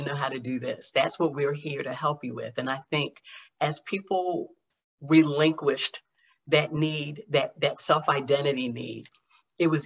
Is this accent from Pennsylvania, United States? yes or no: yes; Philadelphia, Pennsylvania, United States; I'm from Philadelphia